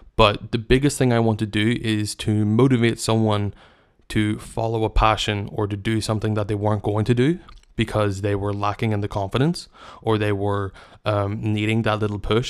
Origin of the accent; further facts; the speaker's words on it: Northern Ireland, United Kingdom; I come from Northern Ireland, as I've mentioned, and it's a very small country where we defeat ourselves a lot